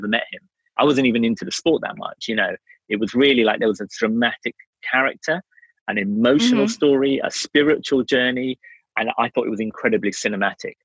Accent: England, United Kingdom; also born or lived in Wales; growing up in England

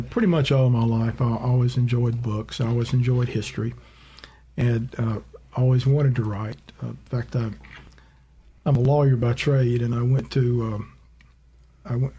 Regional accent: Leland, Mississippi, United States; also born or lived in Tupelo, Mississippi; I, was actually born in Tupelo, but we moved to the Delta when I was about a year and a half old. old. Um, my father was a Methodist minister. We moved around quite a bit, but I spent most of my growing up years in the Delta.

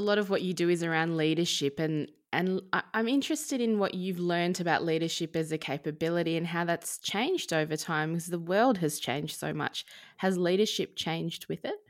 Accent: Wurundjeri land, Victoria, Australia; I was born and raised on Wurundjeri land

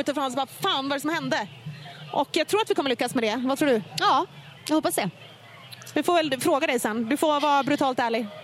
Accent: Finland; jag är ändå finne

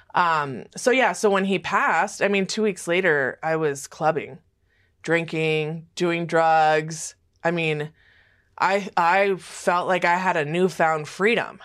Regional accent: Los Angeles, California, United States; also born or lived in Fresno, California / Oklahoma City, Oklahoma / Sherman Oaks, California; when I was about four and a half, we moved to Hollywood, California

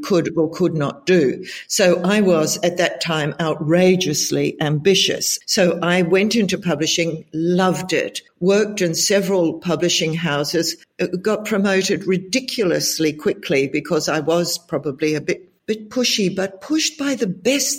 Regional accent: New Zealand; moved away as an adult; also born or lived in Israel / United Kingdom / Germany; now in Australia; My home country is New Zealand. And I left New Zealand as soon as I could afford to when I was 20

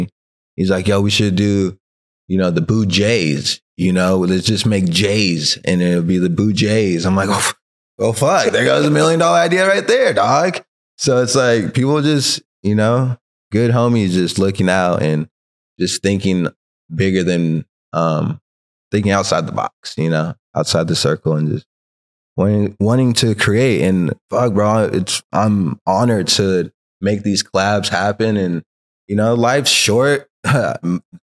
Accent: California, United States; now in Long Beach, United States; I grew up in Tashby, so Palmdale was like the closest city

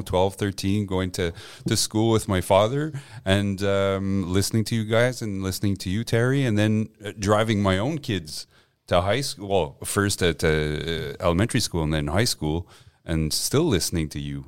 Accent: Montreal, Quebec, Canada; English is a second language; also born or lived in Gaspé / Westmount; I grew up on the West Island

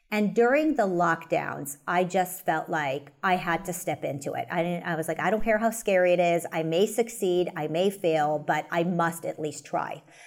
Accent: United States; as an American

